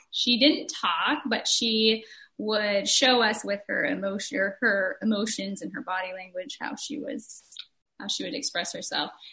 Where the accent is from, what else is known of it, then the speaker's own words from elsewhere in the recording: Oregon, United States; moved away as an adult; also born or lived in Ohio; we are from Oregon originally